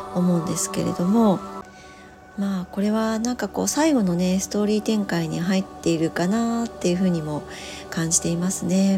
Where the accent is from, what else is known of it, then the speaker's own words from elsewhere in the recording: Hiroshima, Japan; 私、あの、広島の生まれ